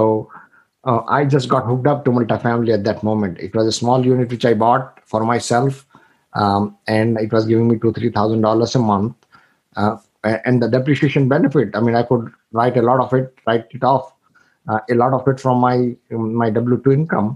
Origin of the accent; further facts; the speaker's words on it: India; moved away as an adult; I'm from India. I came here 25 years ago.